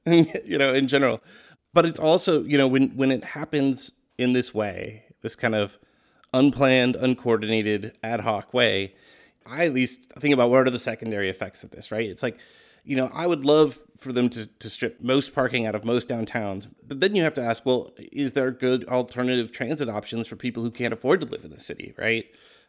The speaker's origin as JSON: {"language": "English", "town": "Minneapolis", "region": "Minnesota", "country": "United States", "tie": "born or raised there", "said": "I mean, I grew up in Minneapolis, which has the dubious honor of being like the home to the first big suburban shopping mall and the Mall of America."}